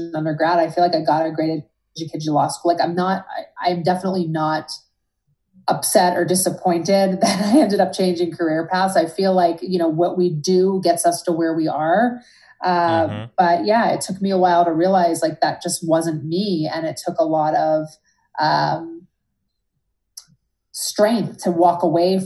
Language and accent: English; right outside Philadelphia, New Jersey, United States; moved away as an adult; also born or lived in New York City / Boston / Los Angeles; now in Boulder, United States; So raised right outside of downtown Philadelphia, about 6 miles away. And I was there until college.